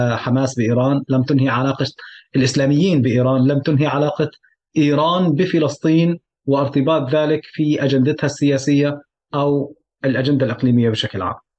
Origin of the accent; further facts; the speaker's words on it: Syria; moved away; عمليا فعليا ربيت بسوريا